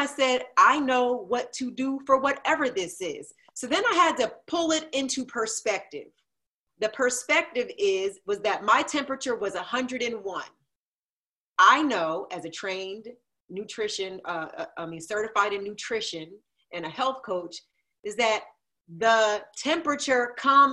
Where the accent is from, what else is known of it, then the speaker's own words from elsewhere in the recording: New Jersey, United States; I grew up in Jersey